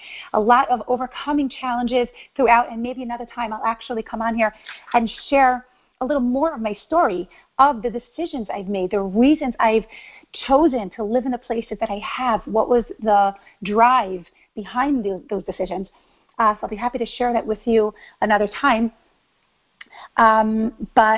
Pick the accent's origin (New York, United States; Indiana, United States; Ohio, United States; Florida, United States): New York, United States; New York City; moved away as an adult; also born or lived in Israel / Mexico City, Mexico / San Diego, United States; now in Miami, United States; I grew up in New York, Brooklyn, New York, to be exact